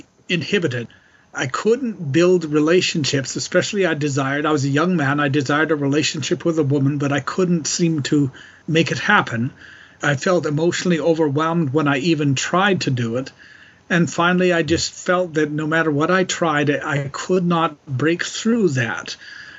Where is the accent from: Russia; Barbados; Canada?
Canada; Calgary, Alberta; moved away as an adult; also born or lived in Montreal; quite different from Calgary, where I grew up